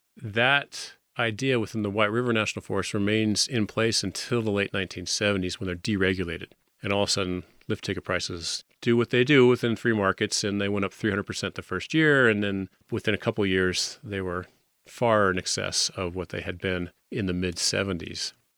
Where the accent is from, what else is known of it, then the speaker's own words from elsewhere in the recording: Winter Park, Colorado, United States; I grew up in the Fraser Valley, down hill from Winter Park ski area